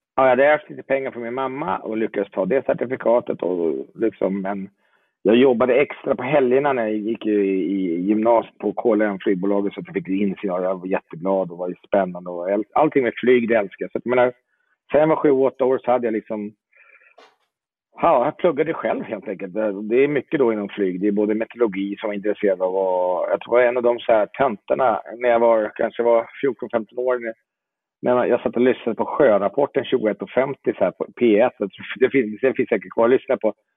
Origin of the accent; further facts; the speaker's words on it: Jordbro, Stockholm County, Sweden; moved away as an adult; now in Italy; Jag är eh, uppvuxen i Jordbro söder om Stockholm